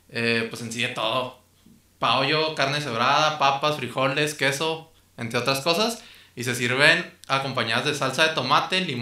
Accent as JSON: {"language": "Spanish", "town": "Ciudad Obregón", "region": "Sonora", "country": "Mexico", "said": "Yo soy de Obregón"}